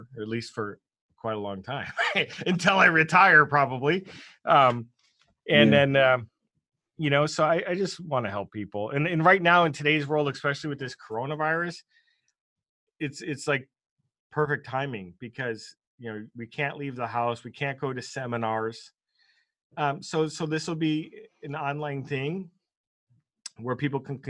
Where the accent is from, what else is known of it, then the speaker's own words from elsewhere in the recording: United States; as an American